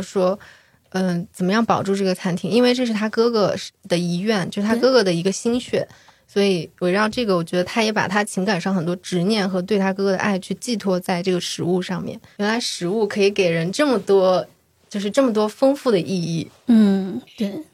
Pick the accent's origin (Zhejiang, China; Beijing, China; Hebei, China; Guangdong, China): Hebei, China; Hejian; also born or lived in Shijiazhuang; now in Chengdu, China; 我的老家是河间哦。就河间有它的一个驴肉火烧